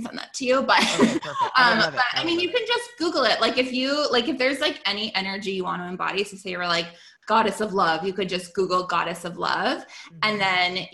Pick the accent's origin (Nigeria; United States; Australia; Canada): Canada; I'm Canadian